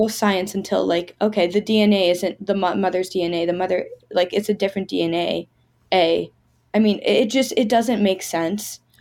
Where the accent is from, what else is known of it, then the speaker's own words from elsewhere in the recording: Pittsburgh, Pennsylvania, United States; I'm from Pittsburgh. I'm back in Pittsburgh now